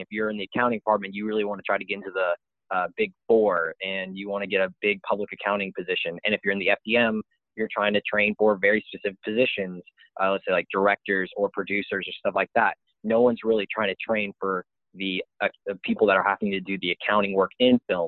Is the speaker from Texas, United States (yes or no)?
yes; Austin, Texas, United States; moved away as an adult; now in Waco, United States; I came from Austin, Texas